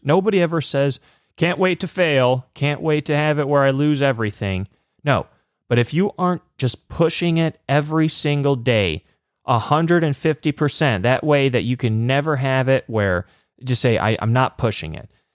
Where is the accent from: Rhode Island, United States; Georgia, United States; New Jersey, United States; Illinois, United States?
Illinois, United States; Chicago; I'm from the Chicagoland area